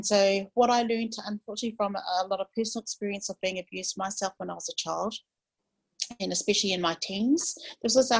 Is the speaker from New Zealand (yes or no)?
yes; New Zealand; I am from New Zealand. I'm New Zealand Maori.